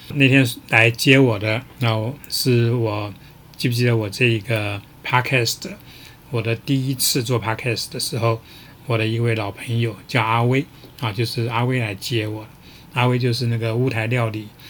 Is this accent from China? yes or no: no; Taiwan; 作为一个台湾人